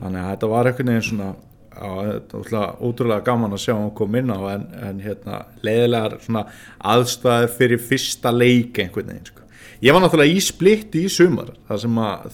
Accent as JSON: {"language": "Icelandic", "area": "Norðfjörður", "region": "Eastern Region", "country": "Iceland", "tie": "born or raised there", "said": "þegar ég var lítill á Norfyrir"}